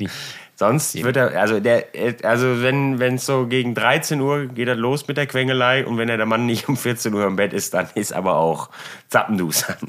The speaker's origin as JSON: {"language": "German", "country": "Germany", "said": "ich bin Deutscher"}